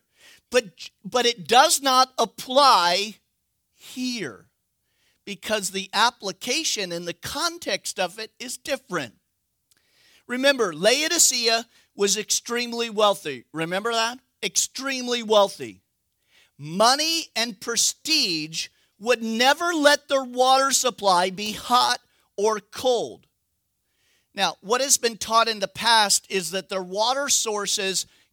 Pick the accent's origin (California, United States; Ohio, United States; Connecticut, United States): California, United States; Northern; I'm from California.